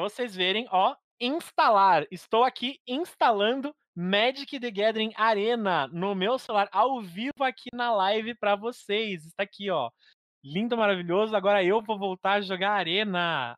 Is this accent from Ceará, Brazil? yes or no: no; São Paulo, Brazil; eu sou de São Paulo